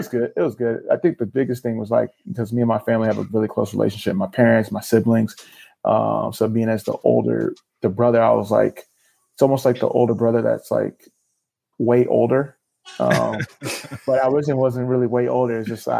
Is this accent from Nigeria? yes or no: yes; Nigeria; But home cooking, you mentioned being from Ghana, I'm Nigerian.